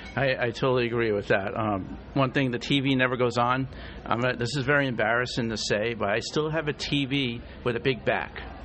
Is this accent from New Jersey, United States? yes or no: no; Rhode Island, United States; I'm from Rhode Island, believe it or not great place to live, awesome place to grow up